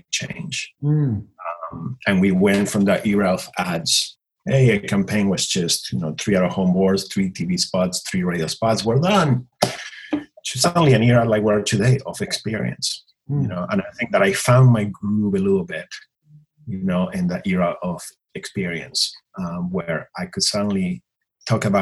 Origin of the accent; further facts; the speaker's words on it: Buenos Aires Province, Argentina; English is a second language; moved away as an adult; now in Los Angeles, United States; I was born and raised in a small town, 2 hours outside of Buenos Aires, you know, in Argentina